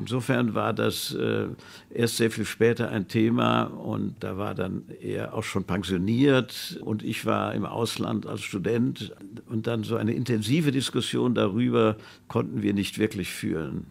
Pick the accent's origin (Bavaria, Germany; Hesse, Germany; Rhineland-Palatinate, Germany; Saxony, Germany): Hesse, Germany; Hofheim am Taunus; wie sie uns als Kinder auf den Kapellenberg in Hofheim im Taunus mit Jeeps hochgezogen haben